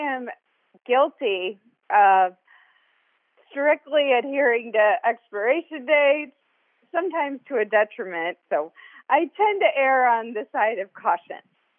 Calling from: Illinois, United States; Near St. Louis, Missouri. It's in Illinois, but if I say Illinois, you'll think I'm a Cubs fan.

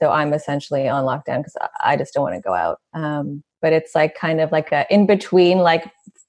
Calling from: Toronto, Ontario, Canada; Oh, I'm in Toronto.

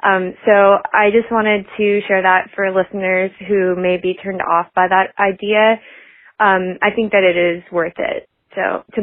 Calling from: Atlanta, Georgia, United States; I'm calling from Atlanta, Georgia.

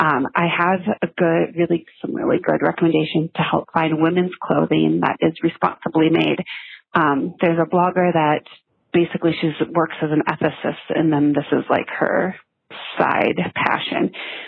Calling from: Byron, Minnesota, United States; I'm calling from Byron, Minnesota.

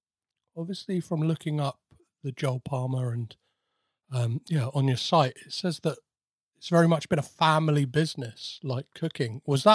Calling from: United Kingdom; I'm calling in from the UK, so the time here is 7 p.m.

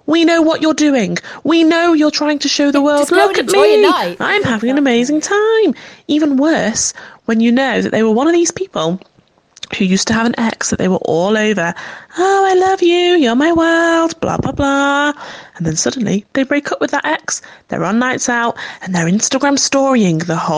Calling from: North West England, United Kingdom; Good evening, darlings. … from Cheshire.

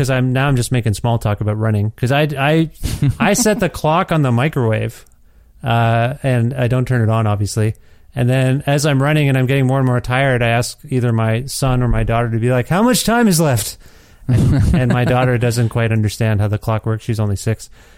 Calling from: Ontario, Canada; moved away as an adult; because I'm calling you from Edmonton, Alberta, where my family and I moved last January of 2020. And then the world collapsed. So sorry, I blame us for moving from Ontario.

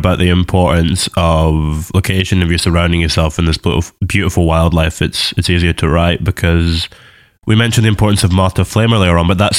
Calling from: Glasgow, Scotland, United Kingdom; I'm calling you from Scotland at the moment. I stay up in Glasgow.

